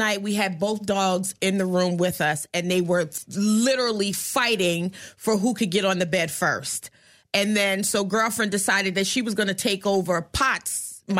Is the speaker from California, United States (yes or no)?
no; New York, United States; moved away as an adult; also born or lived in Portland, Oregon; I'm from New York.